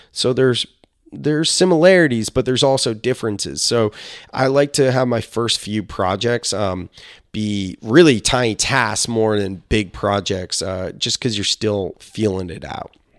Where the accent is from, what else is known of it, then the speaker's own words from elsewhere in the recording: Silicon Valley, California, United States; I'm a millennial from Silicon Valley